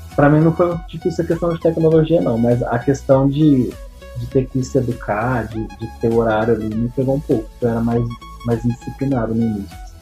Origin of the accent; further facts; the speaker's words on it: Franca, São Paulo, Brazil; eu sou daqui da cidade de Franca